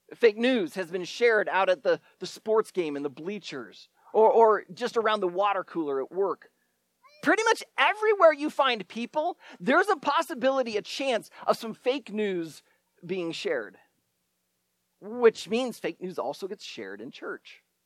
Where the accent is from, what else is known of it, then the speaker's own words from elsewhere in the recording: Shenandoah, Iowa, United States; my hometown in Shenandoah, Iowa